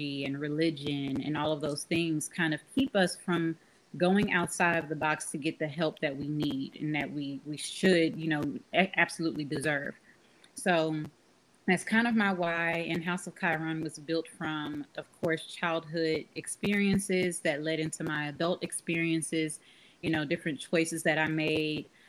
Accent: Austin, Texas, United States; Born and raised in Austin, Texas

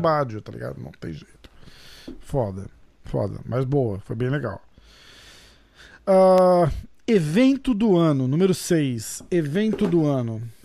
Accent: Brazil; eu também sou brasileiro

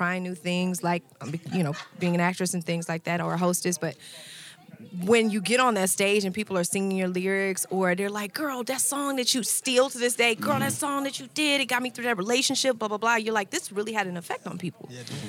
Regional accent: Houston, Texas, United States; because I'm from Houston

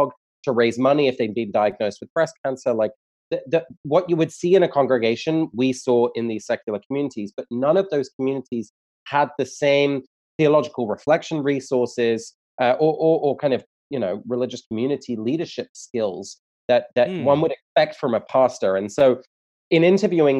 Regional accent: England, United Kingdom; moved away as an adult; now in United States; I'm from England originally. I moved to the US about 6 years ago

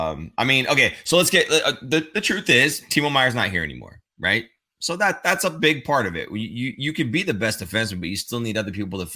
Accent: Minnesota, United States; I'm from Minnesota.

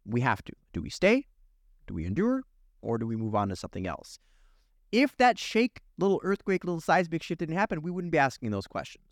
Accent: Kyiv, Ukraine; moved away; I'm originally from Soviet Ukraine

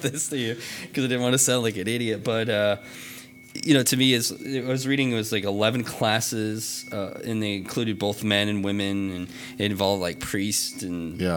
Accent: Vermont, United States; I grew up in Vermont

